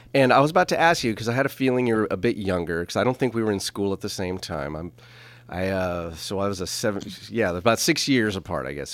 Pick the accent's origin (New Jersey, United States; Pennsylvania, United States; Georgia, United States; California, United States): California, United States; St. Helena; Even when I was at Saint Helena Elementary and the middle school